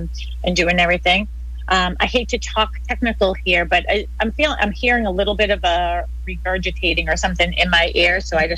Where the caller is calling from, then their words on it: Boston, Massachusetts, United States; So I am calling in from Boston. That's where we are.